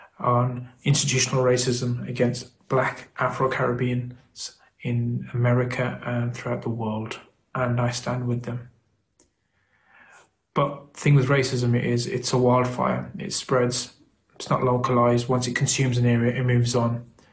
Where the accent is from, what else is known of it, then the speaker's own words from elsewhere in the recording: United Kingdom; As a British Asian